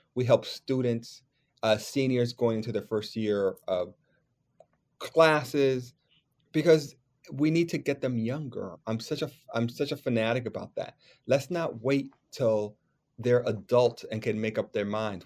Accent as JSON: {"language": "English", "region": "New York", "country": "United States", "tie": "born or raised there", "said": "as a New Yorker kid, as a theater worker"}